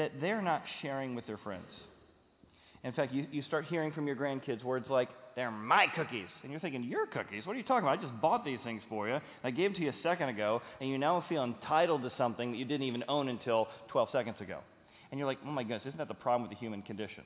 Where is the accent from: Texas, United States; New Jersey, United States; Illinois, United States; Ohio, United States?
Ohio, United States; Cincinnati; we're from Cincinnati